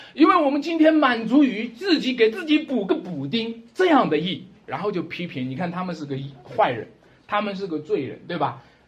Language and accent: Chinese; China; 还是我们中国人骨子里的东西